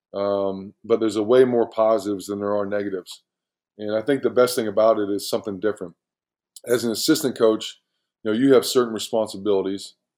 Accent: Magnolia, Ohio, United States; I grew, I grew up in uh, Magnolia, Ohio

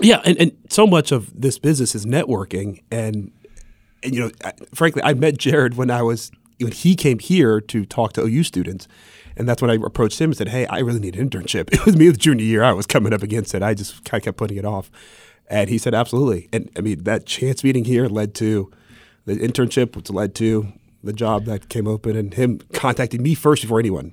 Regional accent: Columbus, Ohio, United States; moved away as an adult; also born or lived in Augusta, Georgia; I'm from Columbus, Ohio

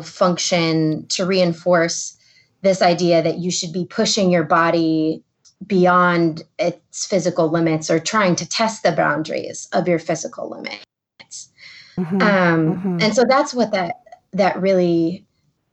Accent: the Rust Belt, Midwest, United States; I grew up in the Midwest in the, you know, you could say the Rust Belt of the country

